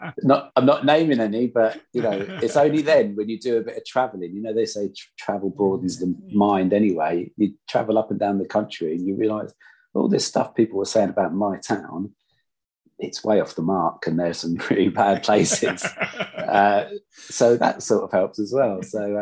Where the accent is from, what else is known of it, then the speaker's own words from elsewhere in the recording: Luton, East of England, United Kingdom; also born or lived in Watford area (implied rival town); I wasn't born in Luton. I was smuggled across the border at the age of 5, having lived in that other place that Luton don't like, down the road.